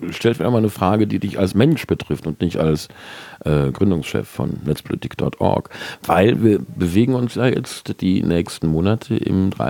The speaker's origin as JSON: {"language": "German", "region": "Rhineland", "country": "Germany", "said": "Du kommst ja aus, gebürtig aus Bonn, also auch aus dem Rheinland wie ich"}